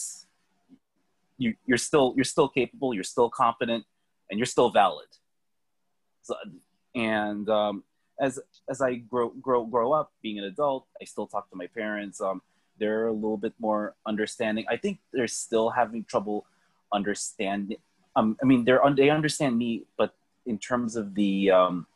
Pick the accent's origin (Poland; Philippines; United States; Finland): Philippines; I'm Filipino, so we're Asian